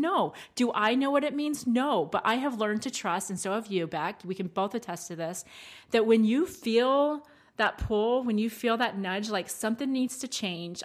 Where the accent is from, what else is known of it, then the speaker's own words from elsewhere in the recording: Maryland, United States; accent: twang; moved away; I'm from more of the South, like Maryland